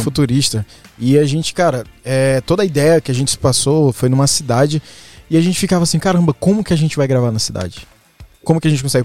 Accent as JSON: {"language": "Portuguese", "town": "Guarabira", "region": "Paraíba", "country": "Brazil", "tie": "born or raised there", "said": "Nasci em Guarabira. interior"}